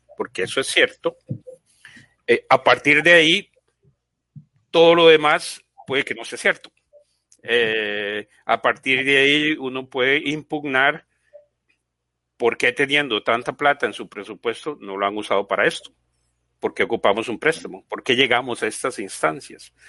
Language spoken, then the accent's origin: Spanish; Costa Rica; yo soy costarricense, eh, tengo 54 años